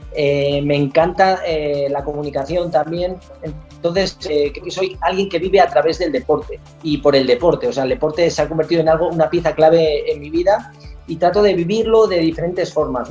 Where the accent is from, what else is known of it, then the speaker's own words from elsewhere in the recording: Spain; un campeonato del mundo en Sevilla, en mi país